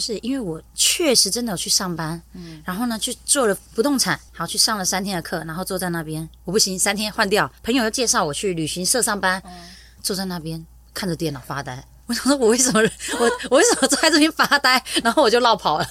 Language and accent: Chinese; Tainan, Taiwan; 我是来自于台南，一个非常不温暖的家庭